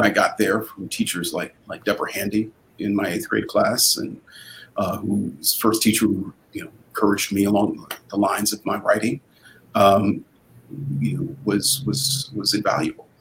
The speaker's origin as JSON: {"language": "English", "town": "Shaker Heights", "region": "Ohio", "country": "United States", "tie": "born or raised there", "also_born_or_lived": "Cleveland, Ohio", "said": "growing up in Shaker Heights uh, was uh, a formative experience. I, you know, I also, you know, grew up partially in Cleveland"}